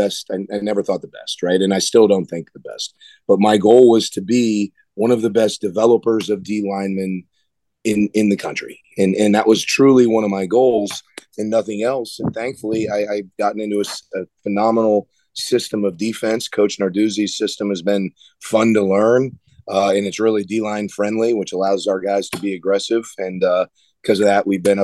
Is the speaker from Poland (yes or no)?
no; South Florida, United States; moved away as an adult; growing up in South Florida